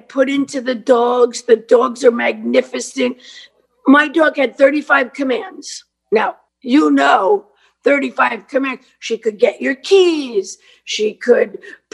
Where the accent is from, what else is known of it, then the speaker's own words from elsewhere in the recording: New York City, New York, United States; I'm a kid from Brooklyn.